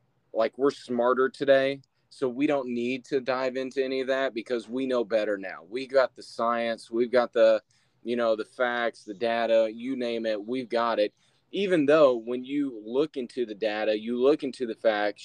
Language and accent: English; near Indianapolis, United States; also born or lived in Kentucky / Illinois; I grew up near Indianapolis